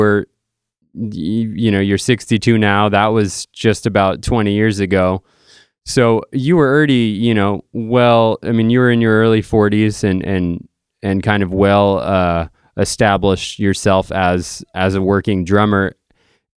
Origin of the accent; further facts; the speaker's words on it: Dartmouth, Massachusetts, United States; I grew up in literally the next town over in Dartmouth, Mass